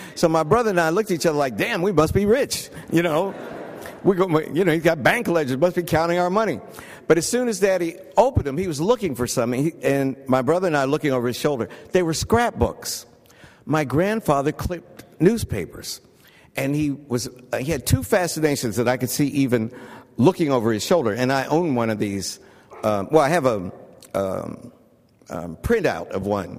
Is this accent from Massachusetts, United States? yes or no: no; West Virginia, United States; moved away as an adult; I was from West Virginia